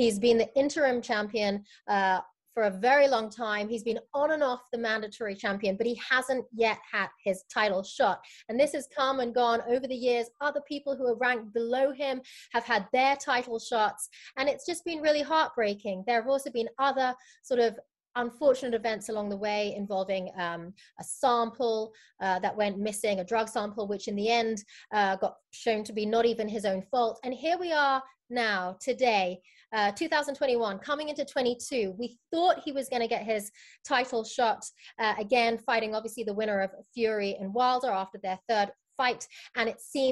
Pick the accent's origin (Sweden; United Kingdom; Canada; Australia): United Kingdom; London; also born or lived in United States; I'm from London. I'm currently between the United States and the UK